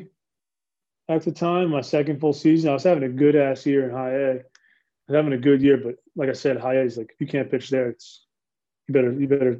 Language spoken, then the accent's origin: English; New Jersey, United States; I grew up a mile from New York. I'm from New Jersey